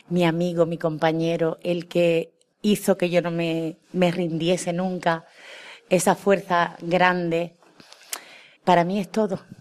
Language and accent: Spanish; Cádiz, Andalusia, Spain; Hola, muy buena a todos los oyentes. … soy de Cádiz.